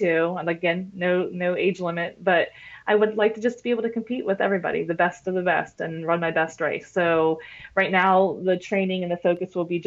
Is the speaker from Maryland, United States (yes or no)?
no; Pittsburgh, Pennsylvania, United States; moved away; I went to Pittsburgh, which is my hometown